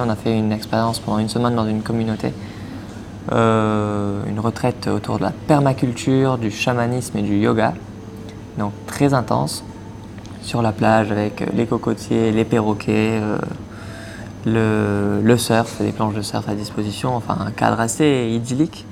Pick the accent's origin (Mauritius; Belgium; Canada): Mauritius; moved away as an adult; also born or lived in Poitiers / La Rochelle; je viens de l'île Maurice